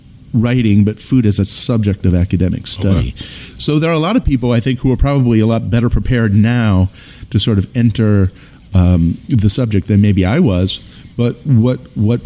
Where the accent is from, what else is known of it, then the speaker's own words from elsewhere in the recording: Detroit, Michigan, United States; now in Philadelphia, United States; I am coming from Detroit